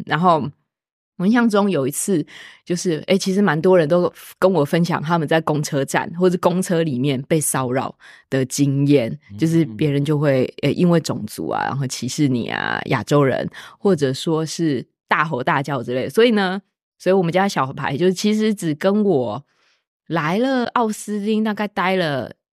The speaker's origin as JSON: {"language": "Chinese", "country": "Taiwan", "moved": "as an adult", "lives_now": "Austin, United States", "said": "一般的普通台湾学生就会觉得这不是我母语"}